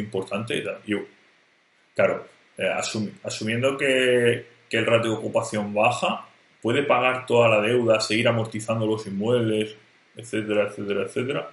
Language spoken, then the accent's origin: Spanish; Murcia, Region of Murcia, Spain; yo soy de Murcia